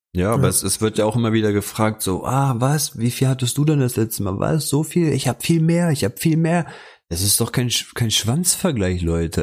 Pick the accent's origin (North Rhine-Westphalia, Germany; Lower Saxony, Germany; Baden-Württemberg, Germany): Lower Saxony, Germany; hier bei uns in Niedersachsen